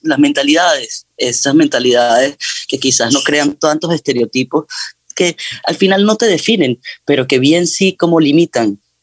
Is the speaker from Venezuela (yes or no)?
yes; Amazonas, Venezuela; moved away; yo soy de Venezuela, crecí en el Amazonas venezolano